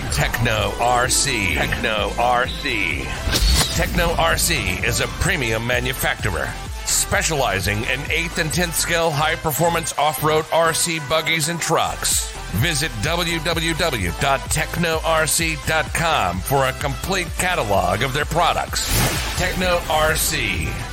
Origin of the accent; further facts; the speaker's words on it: Georgia, United States; I came back home to my home where I, my hometown is here in Georgia